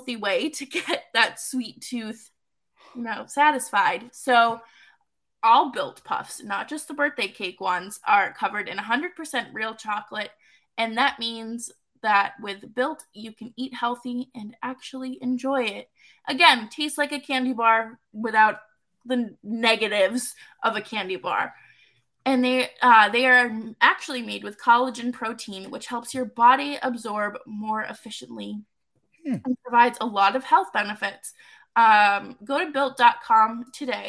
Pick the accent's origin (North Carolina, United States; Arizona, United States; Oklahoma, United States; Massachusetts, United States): Massachusetts, United States; Boston; I'm from Boston